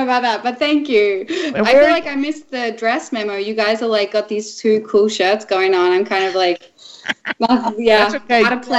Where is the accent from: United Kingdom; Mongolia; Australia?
Australia; also born or lived in Vancouver, Canada; now in Los Angeles, United States; I'm in Los Angeles right now. I've been living between here and Vancouver for a while, but I'm actually Australian